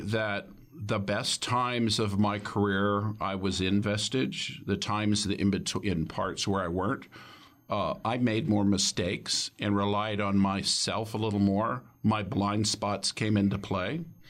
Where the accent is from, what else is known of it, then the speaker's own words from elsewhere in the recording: Dallas, Texas, United States; also born or lived in Colorado / Florida / Silicon Valley; I grew up in Dallas, not from there, but spent a lot of time there.